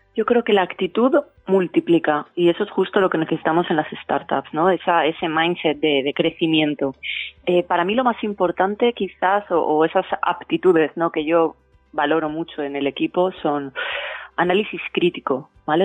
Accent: Valencia, Valencian Community, Spain; moved away as an adult; also born or lived in São Paulo, Brazil; Y cuando volví a España, y a Valencia, eh, que es mi ciudad natal

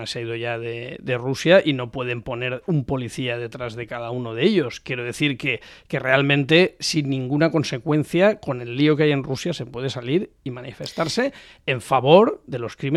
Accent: Spain; yo como español que además es un hombre de negocios

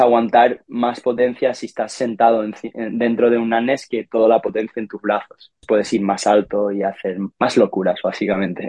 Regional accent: Ibiza, Balearic Islands, Spain; yo nací en Ibiza en 1996

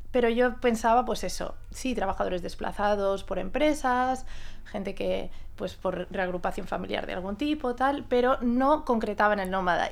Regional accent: Mallorca, Balearic Islands, Spain; Vengo de Mallorca, que es mi casa

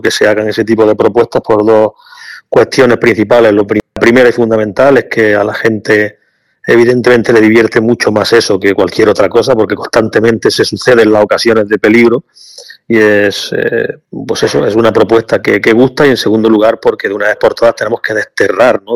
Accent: Granada, Andalusia, Spain; Yo soy de aquí de Granada

